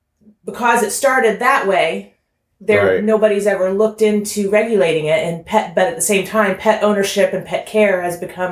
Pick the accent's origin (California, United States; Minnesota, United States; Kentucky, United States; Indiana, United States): Indiana, United States; Alexandria; also born or lived in Plymouth, Indiana; Well, I actually am from Alexandria, Indiana.